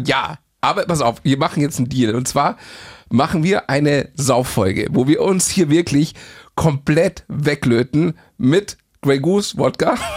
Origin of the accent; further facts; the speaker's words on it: Bavaria, Germany; als Bayer